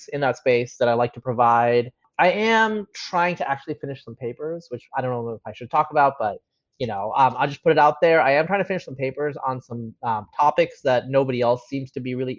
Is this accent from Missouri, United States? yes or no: no; Eastern Oregon, United States; moved away as an adult; also born or lived in Bangladesh / Bay Area / Austin; growing up where I grew up in Eastern Oregon.